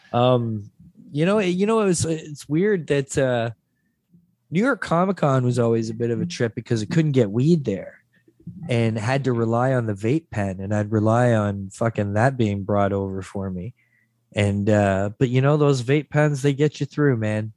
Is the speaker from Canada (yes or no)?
yes; Mississauga, Ontario, Canada; also born or lived in St. Catharines, Ontario; eight or nine is when I first moved to Mississauga